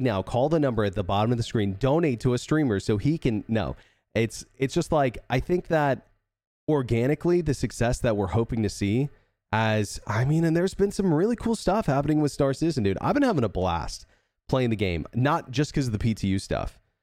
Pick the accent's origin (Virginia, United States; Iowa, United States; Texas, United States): Texas, United States